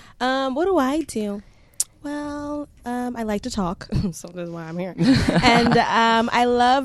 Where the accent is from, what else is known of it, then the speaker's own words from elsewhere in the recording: New York City, New York, United States; I'm from Brooklyn, New York.